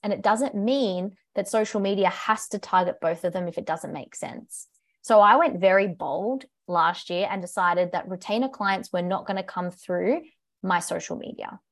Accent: Australia; accent: British; moved away; I'm from Australia, if you can tell by my accent. Maybe not, I get British a little bit, but yes, I'm from Australia

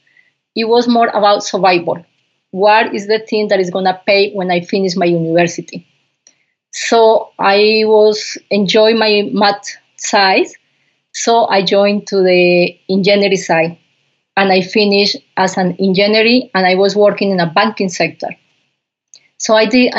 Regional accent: Pitalito, Huila, Colombia; first language Spanish; English is a second language; moved away as an adult; also born or lived in Bogota, Colombia; I grew up in Colombia in a little farm, coffee farm

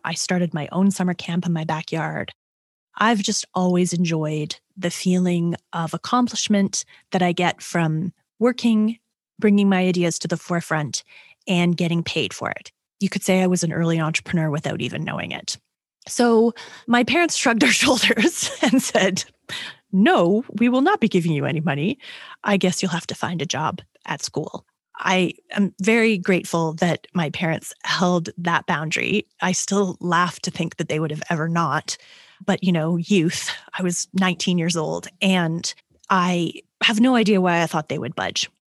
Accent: Toronto, Ontario, Canada; I am a Canadian. I was born and raised in Toronto, Ontario

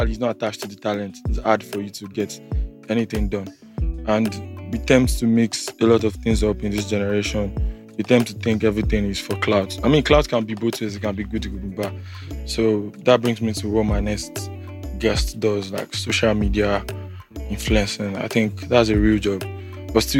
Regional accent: Lagos, Nigeria; I was born and brought up in Lagos too

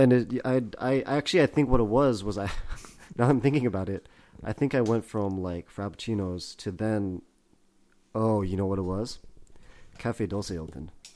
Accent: Vancouver, British Columbia, Canada; moved away; also born or lived in San Gabriel, California; I grew up in Vancouver originally

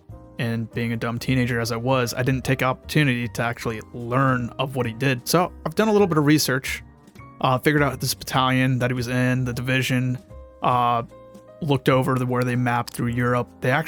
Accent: Jacksonville, Florida, United States; now in Ohio, United States; But then I grew up in Jacksonville, Florida, moved away, got to keep the hometown team.

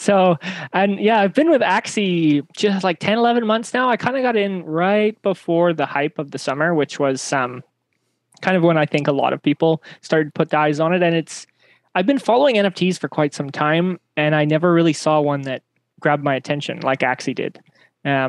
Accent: Canada; moved away as an adult; now in Japan; I'm Canadian, but as you mentioned, I live in Japan

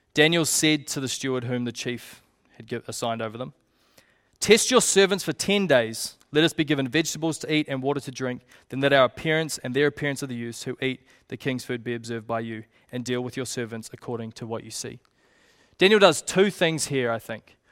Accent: Te Puke, Bay of Plenty, New Zealand; I grew up in Tupauki

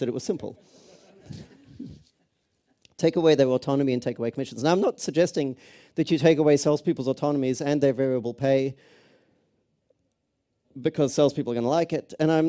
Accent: Australia; also born or lived in Cambridge; now in Los Angeles, United States; I was actually born not too far from here in Cambridge, so that's the accent. I grew up in Australia, live in Los Angeles.

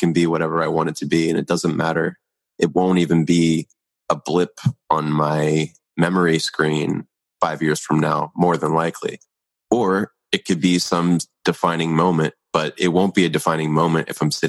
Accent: Philadelphia, Pennsylvania, United States; born there; where I was born in Philadelphia.

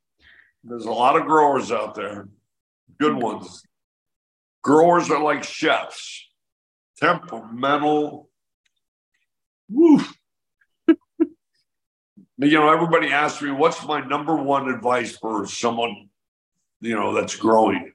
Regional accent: Illinois, United States; Illinois, my home state

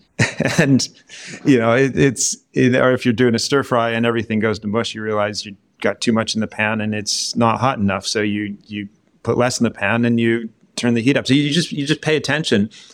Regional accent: American Southwest, United States; moved away as an adult; now in United Kingdom; I'm from the American Southwest

